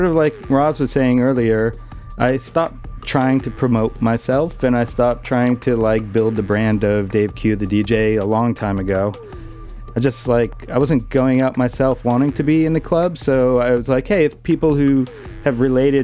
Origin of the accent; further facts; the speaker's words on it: New York, United States; as a New Yorker